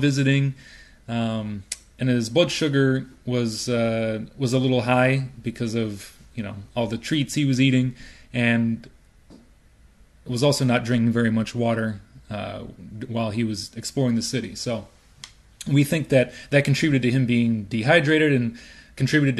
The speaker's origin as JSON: {"language": "English", "town": "Chicago", "region": "Illinois", "country": "United States", "tie": "born or raised there", "also_born_or_lived": "Urbana, Illinois", "moved": "as an adult", "lives_now": "San Francisco, United States", "said": "I grew up in Hyde Park, right here in the South Side"}